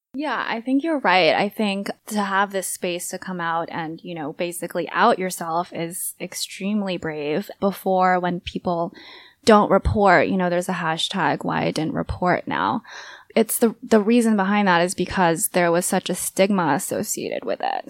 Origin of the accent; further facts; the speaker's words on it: United States; having grow up, grown up in the U S and, you know, very much entrenched in identity politics and being Asian American